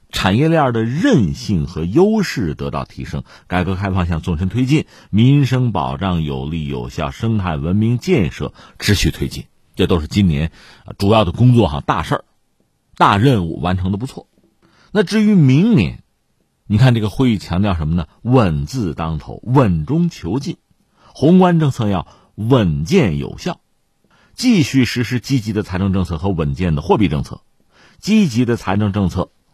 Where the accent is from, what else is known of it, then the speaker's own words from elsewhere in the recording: China; 我们中国人的习惯来讲呢